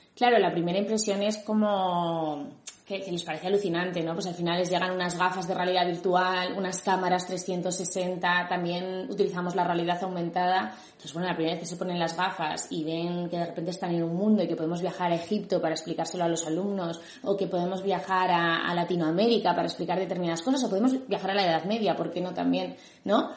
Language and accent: Spanish; Madrid, Community of Madrid, Spain; yo soy de Madrid, pero me tuve que desplazar en diferentes ocasiones